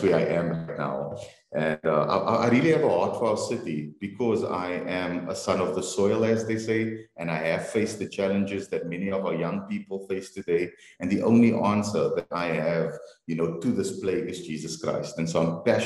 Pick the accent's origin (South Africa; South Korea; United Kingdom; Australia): South Africa; Cape Town, Western Cape; I was born in Cape Town, born and bred. We grew up in Mitchell's Plain, and my family then moved to the northern suburbs.